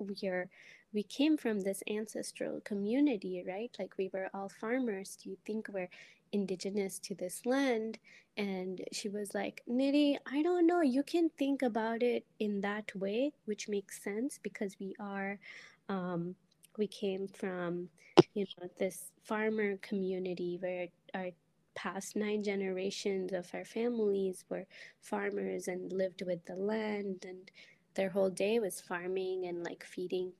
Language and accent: English; India; first language Telugu; English is a second language; moved away as an adult; now in United States; I'm from India